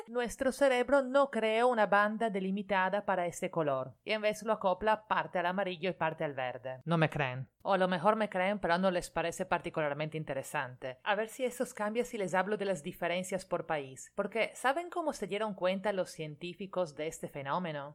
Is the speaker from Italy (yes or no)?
yes; Italy; now in Lima, Peru; italiana residente en Lima